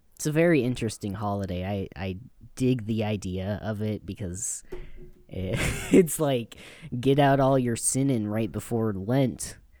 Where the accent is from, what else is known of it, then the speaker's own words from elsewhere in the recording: Louisiana, United States; moved away; when I was growing up in Louisiana